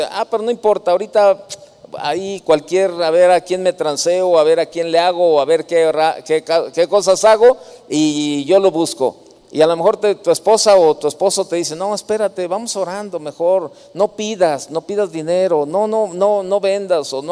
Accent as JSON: {"language": "Spanish", "region": "Jalisco", "country": "Mexico", "said": "El hambre me tumba, soy de Jalisco"}